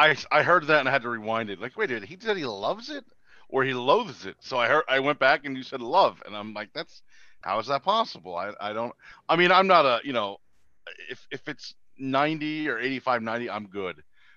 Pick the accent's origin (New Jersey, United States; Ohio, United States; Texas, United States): New Jersey, United States; born and raised in New Jersey.